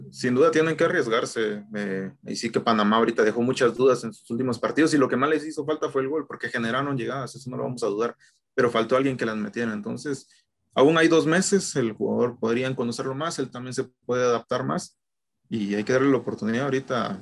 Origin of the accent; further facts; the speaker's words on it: Guatemala; soy guatemalteco